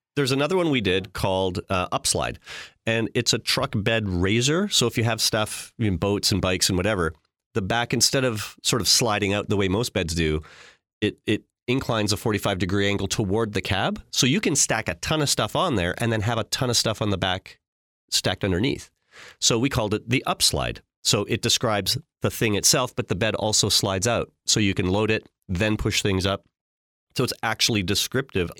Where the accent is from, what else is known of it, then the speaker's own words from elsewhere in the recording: Regina, Saskatchewan, Canada; I grew up in Regina